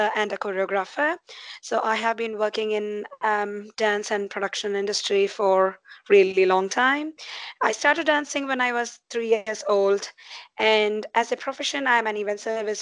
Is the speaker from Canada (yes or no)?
no; India; moved away as an adult; also born or lived in Dubai, United Arab Emirates; now in New Zealand; I was in India, obviously born and brought up in India